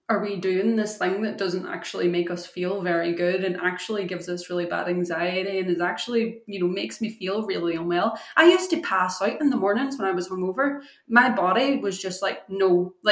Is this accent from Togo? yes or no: no; Scotland, United Kingdom; also born or lived in Ireland; growing up in Ireland and Scotland, you said your dad's Irish, you know, yeah we grew up, it was just what everybody did.